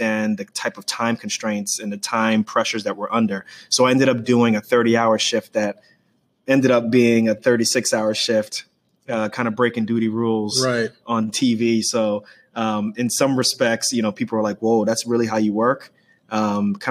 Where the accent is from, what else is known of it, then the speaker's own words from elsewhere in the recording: New York City, New York, United States; I grew up in Queens, New York.